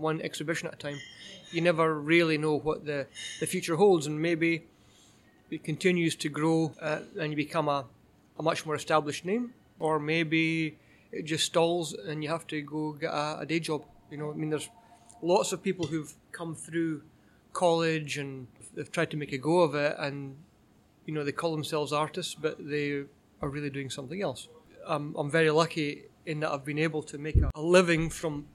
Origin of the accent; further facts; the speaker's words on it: Edinburgh, Scotland, United Kingdom; now in Canada; I grew up in Edinburgh and in Scotland